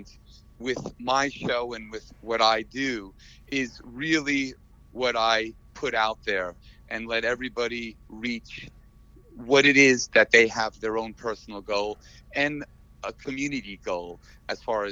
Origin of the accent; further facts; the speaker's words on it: New York, United States; now in Las Vegas, United States; I'm from New York as well